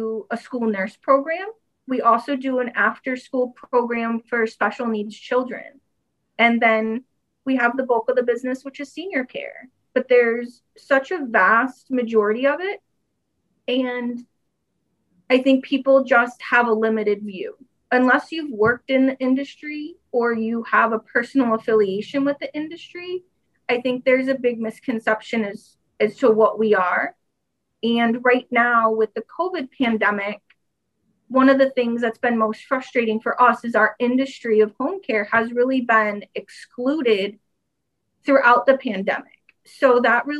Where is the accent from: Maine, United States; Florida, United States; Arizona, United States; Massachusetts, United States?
Florida, United States; Fort Lauderdale; also born or lived in Maryland / Michigan; now in Florida, United States; So I was born and raised in Fort Lauderdale